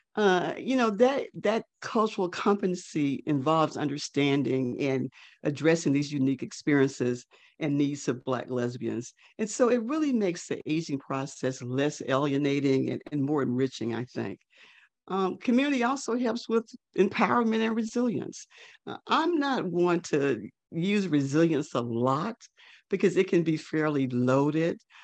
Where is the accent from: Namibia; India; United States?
United States; North Mississippi; now in Atlanta, United States; I was a 14 year old Black girl child growing up in North Mississippi